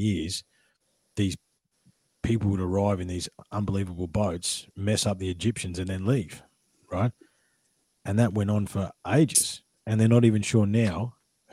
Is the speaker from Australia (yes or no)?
yes; Australia; I'm the Australian